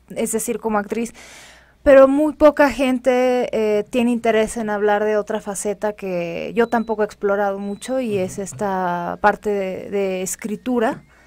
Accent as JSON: {"language": "Spanish", "country": "Mexico", "said": "les ha costado trabajo visualizarme como mexicana por, mi aspecto físico"}